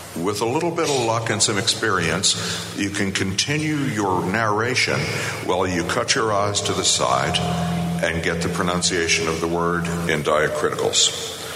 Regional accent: Virginia, United States; moved away as an adult; also born or lived in Boulder, Colorado; I was born and bred in Virginia. I'm a proud son of the Old Dominion.

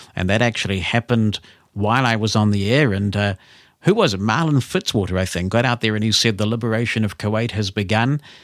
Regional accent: Auckland, New Zealand; we grew up in Auckland

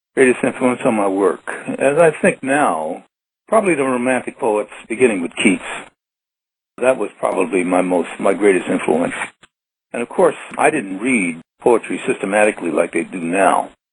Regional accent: New York City, New York, United States; a five-year-old boy who grew up in his grandparents' house in Brooklyn, Brooklyn, New York

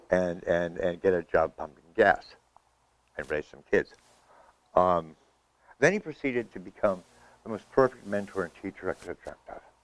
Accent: Vermont, United States; moved away as an adult; I was a kid from Vermont

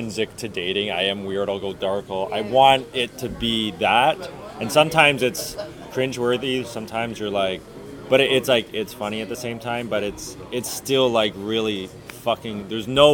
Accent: Oshawa, Ontario, Canada; I'm from Oshawa

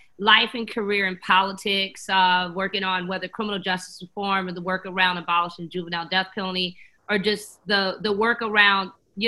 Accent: Johnsonville, South Carolina, United States; I am from Johnsonville, South Carolina

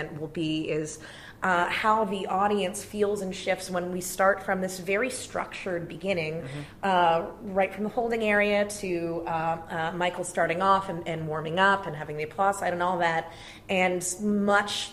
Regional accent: Brantford, Ontario, Canada; I grew up in Brantford, Ontario.

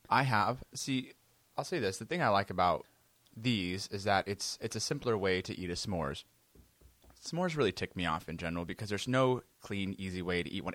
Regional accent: United States; as an American

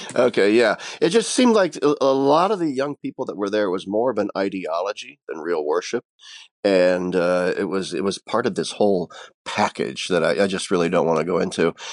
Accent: Nebraska, United States; also born or lived in Pennsylvania; now in Harveys Lake, United States; I am originally from Nebraska

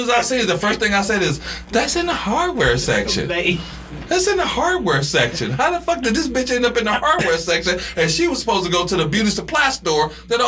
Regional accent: Nigeria; I come from Nigeria.

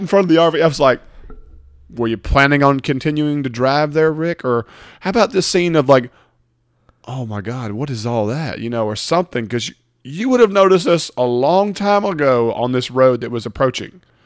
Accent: Mississippi, United States; we're from Mississippi

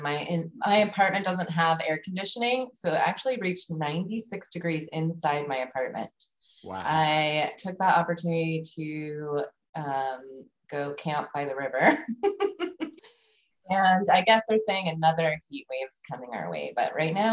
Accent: Las Vegas, Nevada, United States; moved away; I grew up in Las Vegas, Nevada

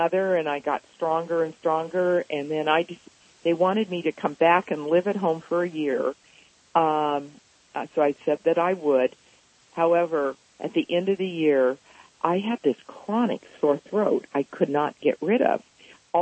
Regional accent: Los Angeles, California, United States; I grew up actually in Los Angeles in a loving family.

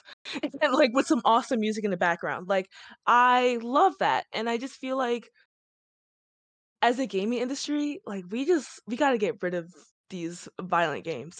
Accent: Chicago, Illinois, United States; I'm from Chicago

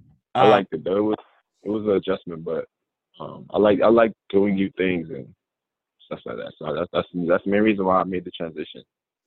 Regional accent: Kentucky, United States; I'm from Western Kentucky.

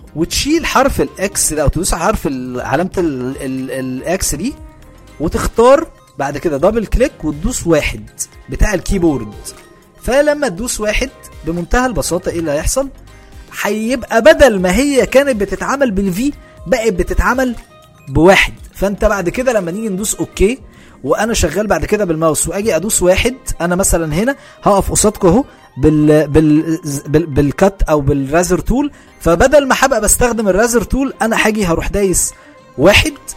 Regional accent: Egypt; احنا كعرب وبالاخص كمصريين

